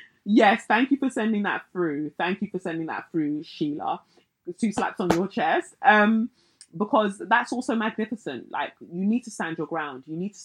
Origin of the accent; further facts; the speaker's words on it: North West England, United Kingdom; now in Cheshire, United Kingdom; I'm a Black woman born and raised in Cheshire.